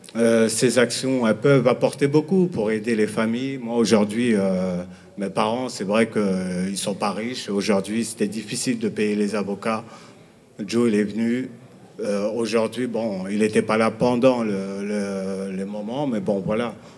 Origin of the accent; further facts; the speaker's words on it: Villiers-le-Bel, Île-de-France, France; je viens de Ville-Belle